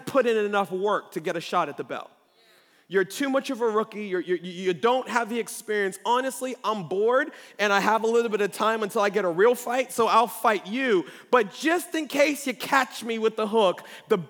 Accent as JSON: {"language": "English", "town": "Baltimore", "region": "Maryland", "country": "United States", "moved": "yes", "lives_now": "Columbia, United States", "said": "I'm not from Columbia. I'm from Baltimore"}